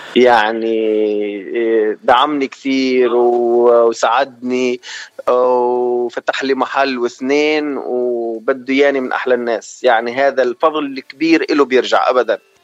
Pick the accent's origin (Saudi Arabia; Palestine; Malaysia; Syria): Syria; Sweida Governorate, As-Suwayda Governorate; moved away as an adult; also born or lived in Oman / Venezuela; now in Los Angeles, United States; انا من سوريا محافظه السويدة